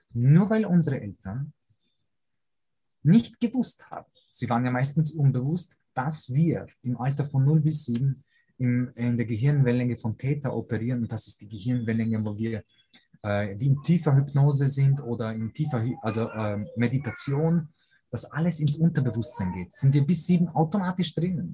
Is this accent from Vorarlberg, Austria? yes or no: yes; Lake Constance, near Lindau, Vorarlberg, Austria; also born or lived in Poland; bin aber als äh, junger Bursche schon hierher gezogen. Dementsprechend habe ich diesen Dialekt natürlich angenommen also Wonnentui am Bodensee, direkt an der deutschen Grenze äh, zu Lindau